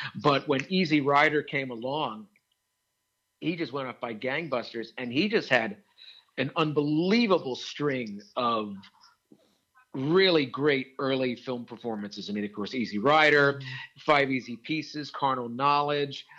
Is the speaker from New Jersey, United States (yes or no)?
no; Wilmington, Delaware, United States; growing up in Wilmington, Delaware